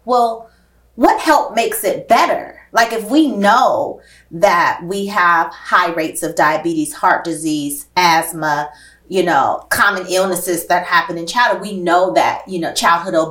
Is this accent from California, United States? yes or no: yes; Oakland, California, United States; the neighborhood I grew up in West Oakland